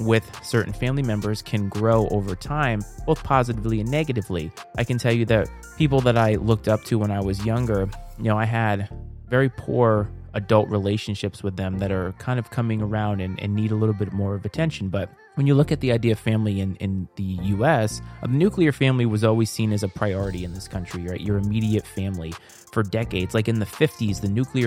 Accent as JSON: {"language": "English", "region": "Rhode Island", "country": "United States", "tie": "born or raised there", "moved": "as an adult", "lives_now": "Virginia, United States", "said": "I'm a transplant, so I'm not originally from the area that I live. I am from Rhode Island. I live in Virginia."}